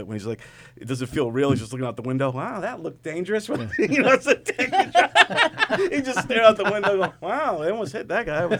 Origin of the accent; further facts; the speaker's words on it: Brentwood, New York, United States; I'm from Brentwood.